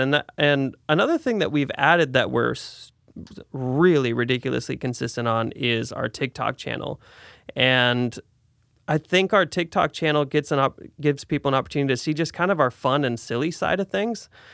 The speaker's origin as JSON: {"language": "English", "town": "Salem", "region": "Oregon", "country": "United States", "also_born_or_lived": "Portland", "said": "I moved back to Salem from Portland, I was up there for about eight years"}